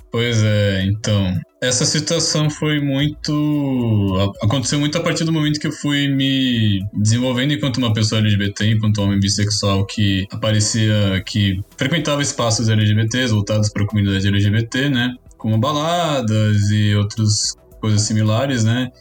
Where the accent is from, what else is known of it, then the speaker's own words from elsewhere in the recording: São Paulo, Brazil; sou natural daqui de São Paulo, capital